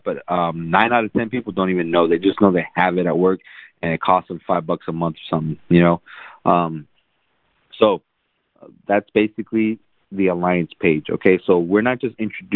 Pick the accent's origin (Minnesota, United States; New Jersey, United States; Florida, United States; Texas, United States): Texas, United States; San Antonio; also born or lived in South Korea; ever since I was about 6 months old or something, I grew up, you know, we lived in San Antonio